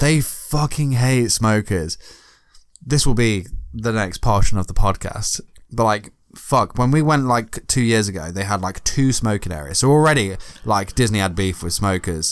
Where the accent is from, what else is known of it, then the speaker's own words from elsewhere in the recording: United Kingdom; accent: British; I'm British.